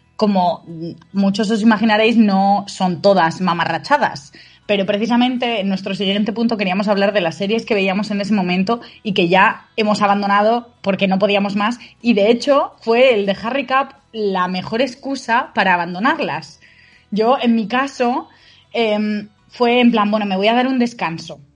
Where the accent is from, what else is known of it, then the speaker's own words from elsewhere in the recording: Spain; como españoles